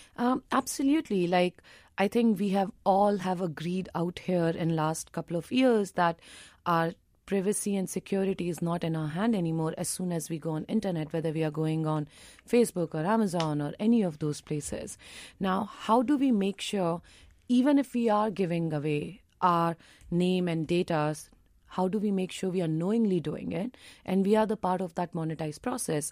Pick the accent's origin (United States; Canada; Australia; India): India; as an Indian